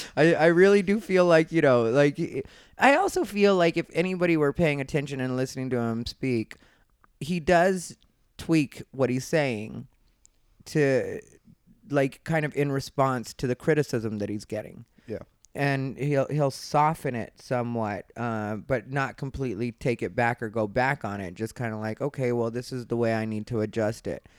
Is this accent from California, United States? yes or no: no; Arizona, United States; I was raised in Arizona